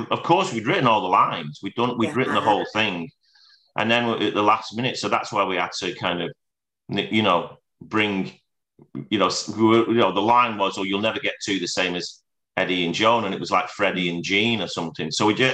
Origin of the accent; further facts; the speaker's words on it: Scotland, United Kingdom; So, well, I am Scottish.